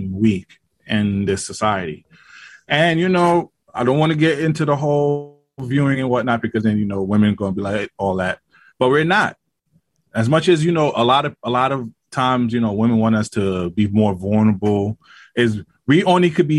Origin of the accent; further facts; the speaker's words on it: New York City, New York, United States; I'm from Brooklyn